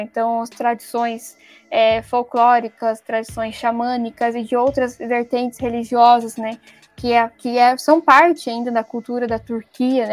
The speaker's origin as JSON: {"language": "Portuguese", "country": "Brazil"}